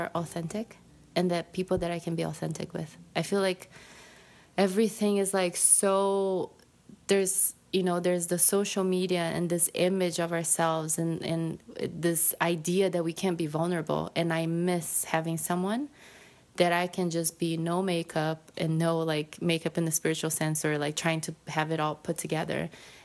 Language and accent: English; Brazil; English is a second language; moved away; I'm from Brazil